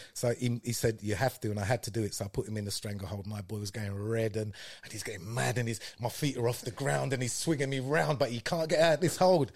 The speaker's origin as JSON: {"language": "English", "region": "London", "country": "United Kingdom", "tie": "born or raised there", "also_born_or_lived": "Paddington", "said": "we moved from Clapham"}